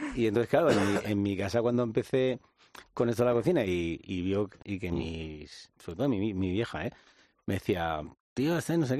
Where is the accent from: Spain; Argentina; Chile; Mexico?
Spain; Madrid, Community of Madrid; yo soy un joven de Vallecas